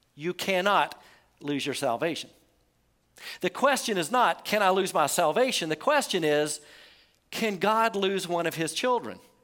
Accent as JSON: {"language": "English", "country": "United States", "said": "we're American"}